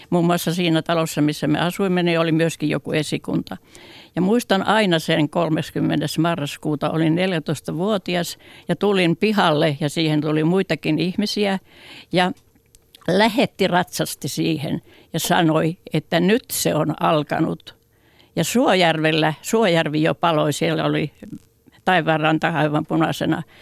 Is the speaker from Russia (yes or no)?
yes; Suistamo, Republic of Karelia, Russia; No se, olin siellä Suistamolla, oli se kotipaikkakuntani ja Suistamo on noin 50 kilometriä Sortavallasta luoteeseen.